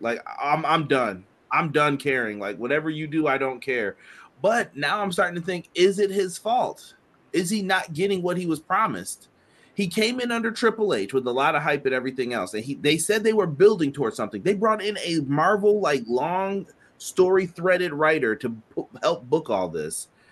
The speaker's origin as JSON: {"language": "English", "town": "Buffalo", "region": "New York", "country": "United States", "said": "I'm from Buffalo."}